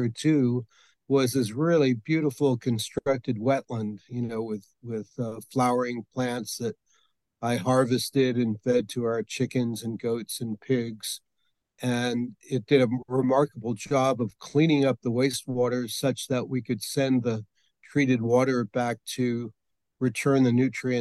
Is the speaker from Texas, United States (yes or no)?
no; New York City, New York, United States; moved away as an adult; also born or lived in Brooklyn; now in Santa Fe, United States; I was born in New York City, born in Brooklyn, raised up in Queens